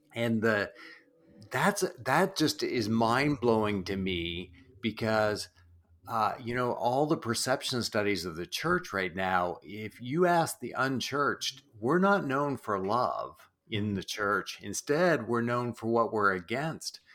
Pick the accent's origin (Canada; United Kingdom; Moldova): Canada; New Brunswick; I grew up in East Coast Canada, in New Brunswick